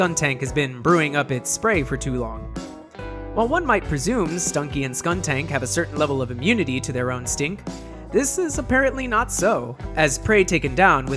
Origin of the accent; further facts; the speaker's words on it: United States; speaking as an American